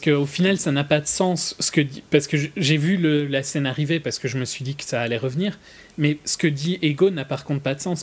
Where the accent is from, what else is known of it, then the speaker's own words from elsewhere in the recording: Belgium; je suis belge